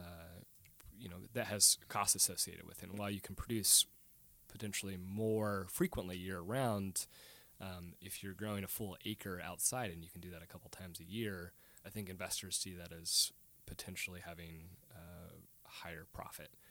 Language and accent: English; Portland, Oregon, United States; now in Tacoma, United States; we grew up in East Portland